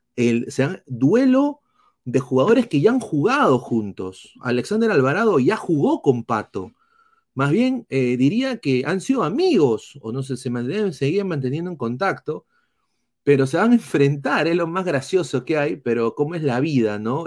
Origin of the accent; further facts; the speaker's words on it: Peru; now in United States; como peruano